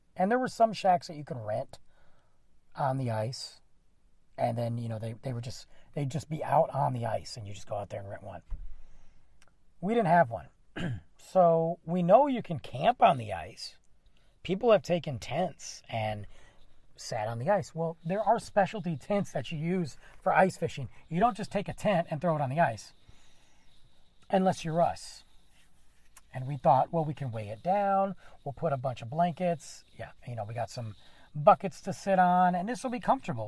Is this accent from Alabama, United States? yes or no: no; Michigan, United States; now in Texas, United States; I'm from Michigan